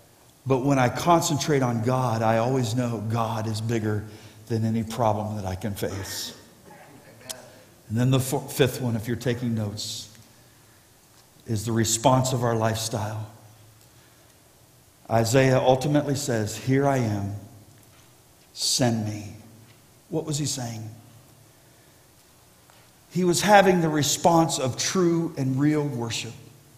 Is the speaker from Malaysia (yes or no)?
no; Ohio, United States; born there; Many of you know I was born in Ohio, but I didn't live in Ohio because my parents were traveling evangelists.